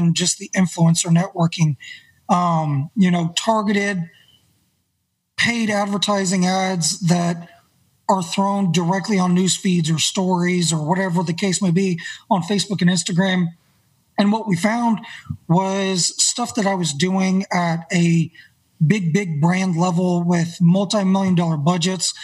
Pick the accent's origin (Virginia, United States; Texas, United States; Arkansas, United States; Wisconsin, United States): Arkansas, United States; Northwest; also born or lived in Bentonville, Arkansas; I grew up here in Northwest Arkansas